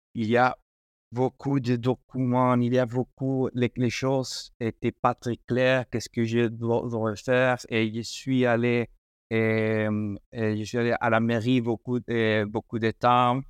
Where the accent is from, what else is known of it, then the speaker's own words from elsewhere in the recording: Madrid, Community of Madrid, Spain; French is a second language; moved away; also born or lived in Italy; je suis espagnol, je suis espagnol de, Madrid.